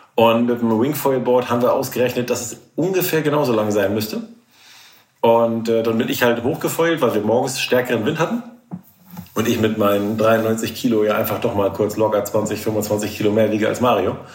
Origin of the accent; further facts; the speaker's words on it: Norderney, Lower Saxony, Germany; also born or lived in Kiel; now in Schwedeneck, Germany; Ich bin ja auf Norderney aufgewachsen